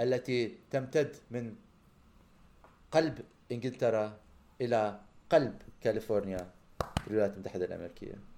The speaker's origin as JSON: {"language": "Arabic", "town": "Amman", "region": "Amman Governorate", "country": "Jordan", "tie": "born or raised there", "also_born_or_lived": "Canada", "moved": "as an adult", "said": "لما انا طلعت من عمان ورحت عشت بكندا هاي فترة الخمس سنين"}